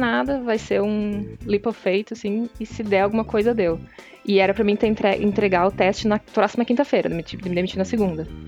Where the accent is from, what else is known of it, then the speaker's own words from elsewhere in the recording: Santa Cruz do Sul, Rio Grande do Sul, Brazil; Eu sou do interior, eu sou de Santa Cruz do Sul